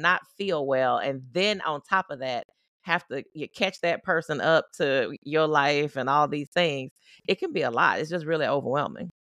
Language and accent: English; Baton Rouge, Louisiana, United States; moved away as an adult; also born or lived in Tulsa, Oklahoma; now in Oklahoma, United States; I grew up in Louisiana. I live in Oklahoma